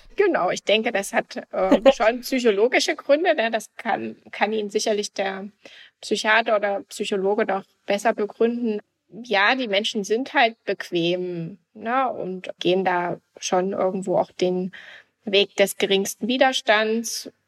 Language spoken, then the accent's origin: German; GDR, East Germany, Germany; ich bin also noch in der DDR mit aufgewachsen.